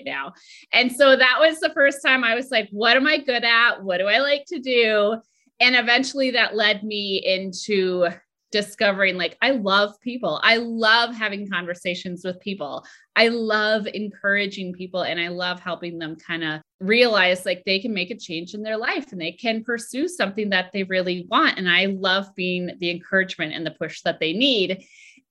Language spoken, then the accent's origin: English; Minnesota, United States; moved away as an adult; also born or lived in Boston; I grew up in Minnesota and I went to college at home.